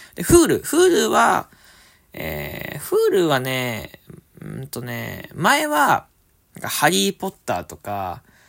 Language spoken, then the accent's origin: Japanese; Fukuoka, Japan; moved away; 地元の福岡に戻ってきておりまして